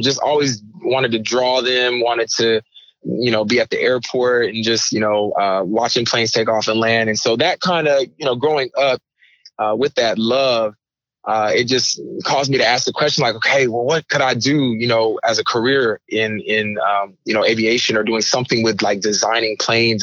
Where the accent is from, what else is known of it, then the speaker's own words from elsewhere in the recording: Raytown, Missouri, United States; also born or lived in Kaiserslautern, Germany; came to the states and did most of my growing up in Raytown, Missouri, which is a suburb of Kansas City, Missouri